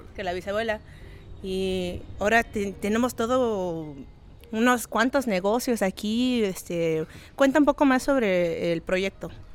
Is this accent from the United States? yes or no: yes; Los Angeles, California, United States; crecí en Los Ángeles, en la playa de Venice Beach, ah, de padres migrantes de Tlaculula de, Matamoros